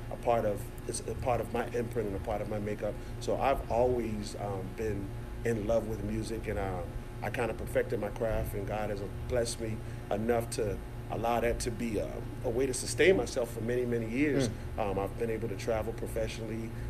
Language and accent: English; North Charleston, South Carolina, United States; I've been born here, raised here, went to school here, educated here, went to church here, learned everything I know here in North Charleston